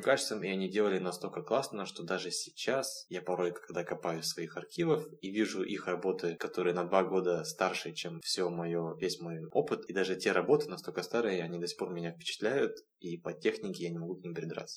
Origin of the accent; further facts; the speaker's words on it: Vladivostok, Primorsky Krai, Russia; Я родом из города Владивостока, где и начал рисовать в 2006 году